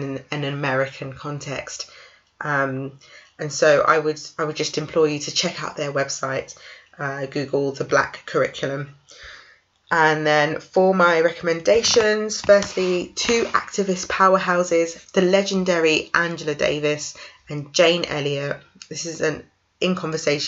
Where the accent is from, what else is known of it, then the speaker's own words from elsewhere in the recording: London, United Kingdom; I'm from North London